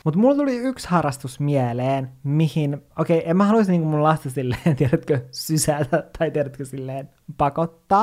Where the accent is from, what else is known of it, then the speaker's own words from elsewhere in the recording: Oulu, North Ostrobothnia, Finland; also born or lived in Kemijärvi, Lapland; sen jälkeen muutettiin Ouluun